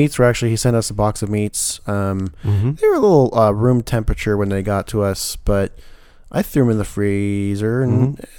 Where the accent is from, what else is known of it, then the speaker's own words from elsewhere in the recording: the South, United States; accent: southern; I'm actually trying to wither off my southern accent still going on.